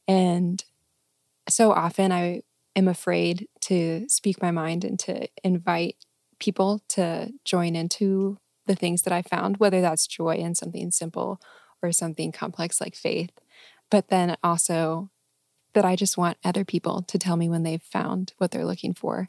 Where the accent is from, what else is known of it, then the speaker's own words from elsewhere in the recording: Arlington, Texas, United States; moved away as an adult; also born or lived in San Diego; Arlington, Texas